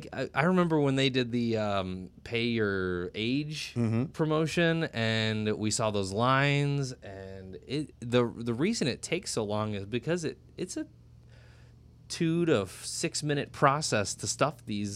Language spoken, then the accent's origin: English; Normal, Illinois, United States; a school in the middle of Illinois where I grew up in Normal.